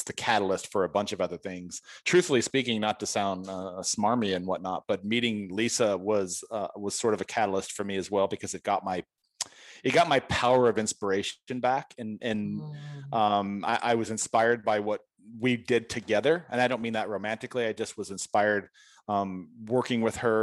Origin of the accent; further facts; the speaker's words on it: San Diego, California, United States; I'm from San Diego